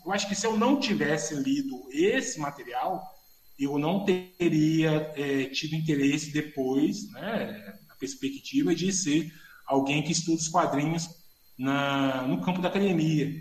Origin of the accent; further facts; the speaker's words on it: Belo Horizonte, Minas Gerais, Brazil; eu sou de uma família muito humilde de Belo Horizonte